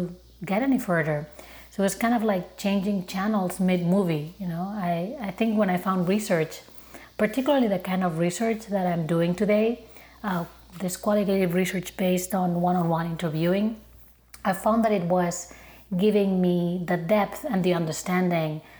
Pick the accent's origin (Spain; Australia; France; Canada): Spain; Barcelona, Catalonia; moved away as an adult; now in Chicago, United States; I'm originally from Barcelona, but I've been living in Chicago for more than 10 years now